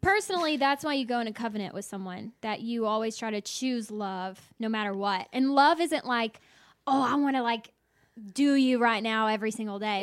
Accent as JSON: {"language": "English", "region": "the South", "country": "United States", "said": "I'm from the South"}